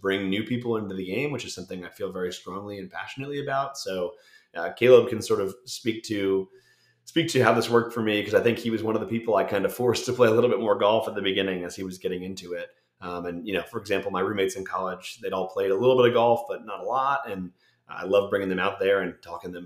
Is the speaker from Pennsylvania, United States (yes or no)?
yes; Bethlehem, Pennsylvania, United States; I grew up in Bethlehem, Pennsylvania